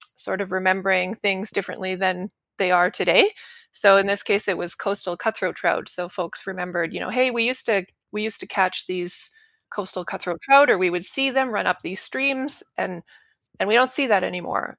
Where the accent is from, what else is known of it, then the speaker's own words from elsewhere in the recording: Saskatchewan, Canada; moved away as an adult; now in Calgary, Canada; I grew up in Saskatchewan, which is in the prairies in Al-, in Canada. and I ended up in Alberta for university and work